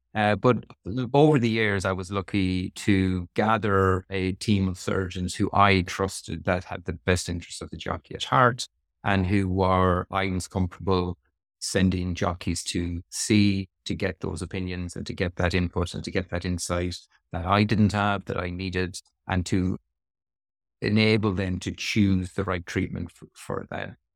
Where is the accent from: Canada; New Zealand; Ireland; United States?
Ireland; Sligo, Connacht; moved away as an adult; also born or lived in Dublin / Australia; now in Cambridge, United Kingdom; I'm from Sligo in the West of Ireland, uh, beautiful sunny Sligo